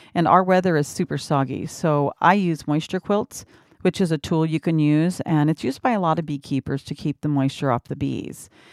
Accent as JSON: {"language": "English", "region": "Washington", "country": "United States", "also_born_or_lived": "Phoenix, Arizona", "moved": "as an adult", "said": "I was from Washington"}